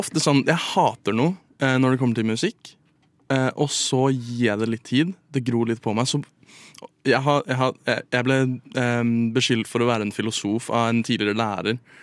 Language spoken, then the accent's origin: Norwegian; Drøbak, Akershus, Norway; jeg er fra Drøbak